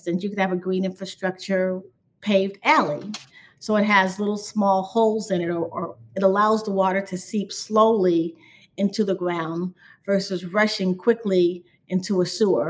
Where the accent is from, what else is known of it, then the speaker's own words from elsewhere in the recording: Chicago, Illinois, United States; I grew up on the South Side and I used to swim quite a bit in Lake Michigan at the point on 55th Street in Hyde Park.